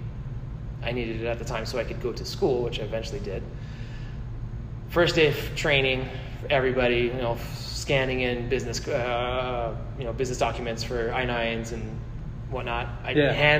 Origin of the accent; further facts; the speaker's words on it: Los Angeles, California, United States; moved away as an adult; now in Colorado, United States; I was born and raised in LA, California